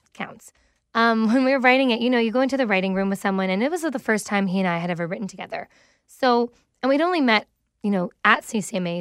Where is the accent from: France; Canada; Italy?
Canada; Mississauga, Ontario; in Streetsville. which is, you know, the area I literally grew up